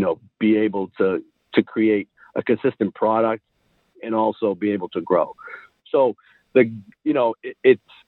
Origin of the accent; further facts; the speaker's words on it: right outside of Boston, Massachusetts, United States; I grew up right outside of Boston